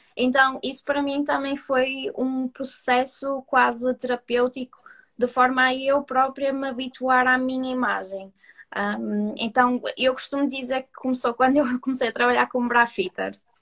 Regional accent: Porto, Norte, Portugal; accent: Porto; sou do Porto, como se pode ver pelo meu sotaque

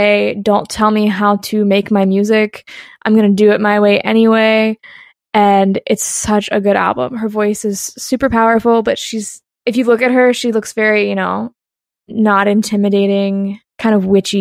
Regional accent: Lynchburg, Virginia, United States; I'm a fifth generation resident of my hometown. So I love it here. Lynchburg is home.

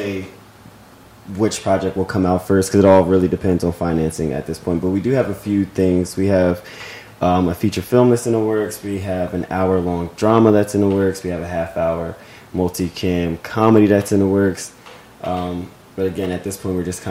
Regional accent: Camden, New Jersey, United States; moved away as an adult; also born or lived in New York / Pittsburgh / Pennsylvania; now in Los Angeles, United States; I am from Camden, New Jersey.

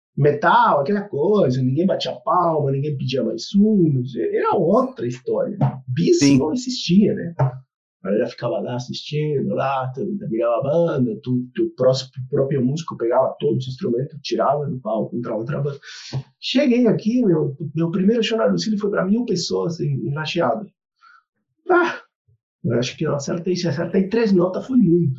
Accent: Argentina; Portuguese is a second language; moved away as an adult; also born or lived in Rio Grande do Sul, Brazil; now in Brazil; toquei em bandas metal na Argentina, né? Eu sou argentino

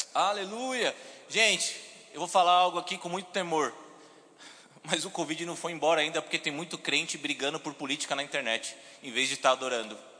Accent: São Paulo, Brazil; moved away as an adult; now in Campina Grande, Brazil; sou paulista, sou de São Paulo

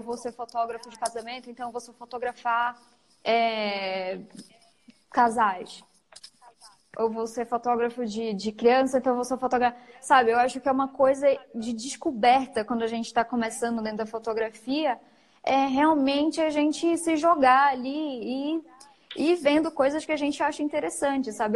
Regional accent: Macapá, Amapá, Brazil; moved away as an adult; now in São Paulo, Brazil; eu sou de Macapá, sou macapaense. Me mudei para São Paulo faz mais ou menos quatro anos

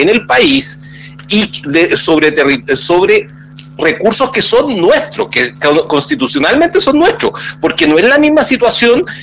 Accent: Chile; como chilenos

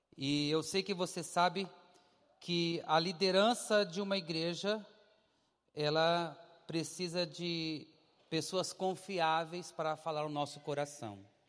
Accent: Dourados, Mato Grosso do Sul, Brazil; moved away as an adult; now in Curitiba, Brazil; eu sou de Dourados, Mato Grosso do Sul

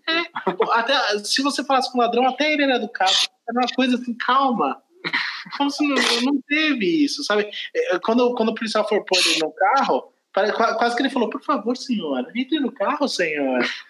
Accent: Brazil; eu sou brasileiro, não falo, não falo francês

